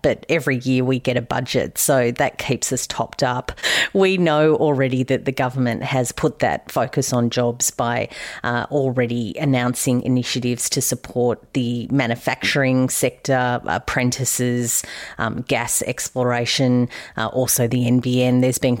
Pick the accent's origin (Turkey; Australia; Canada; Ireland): Australia; accent: Australian; my accent isn't really great at much other than Australian